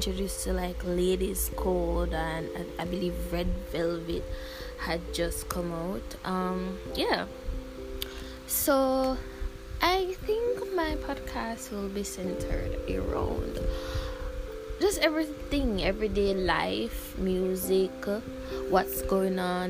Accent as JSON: {"language": "English", "country": "Jamaica", "said": "I'm from Jamaica."}